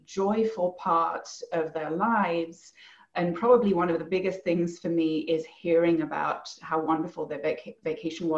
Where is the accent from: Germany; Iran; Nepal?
Germany; also born or lived in England / France; now in Bend, United States; I grew up in Germany mostly. My mother's English, so I spent a lot of time there.